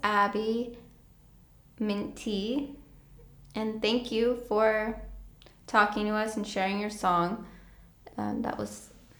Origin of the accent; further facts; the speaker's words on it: Vermont, United States; I'm from New England. Hello. From Vermont, though